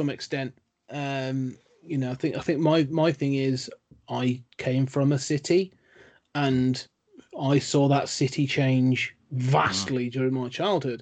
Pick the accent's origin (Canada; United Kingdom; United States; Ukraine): United Kingdom; being a Brit